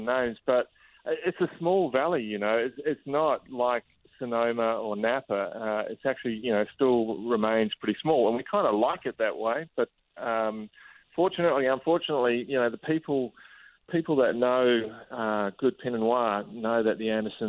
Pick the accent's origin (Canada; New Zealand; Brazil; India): New Zealand; moved away as an adult; also born or lived in France / Italy / Australia; Growing up in New Zealand